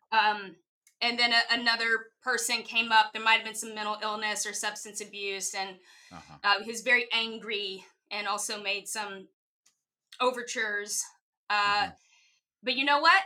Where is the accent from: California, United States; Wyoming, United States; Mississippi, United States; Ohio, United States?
Mississippi, United States; now in New York City, United States; I was raised in the Bible Belt in Mississippi